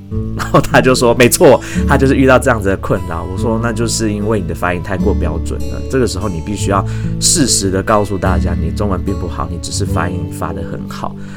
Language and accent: Chinese; Taichung, Taiwan; 我身为土生土长的台中人，但是我是一个台中人，很多地方都没去过的人